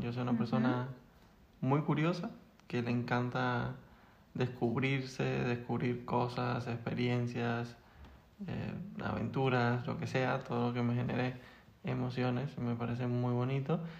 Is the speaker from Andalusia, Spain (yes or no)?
no; Las Palmas de Gran Canaria, Canary Islands, Spain; moved away as an adult; now in Madrid, Spain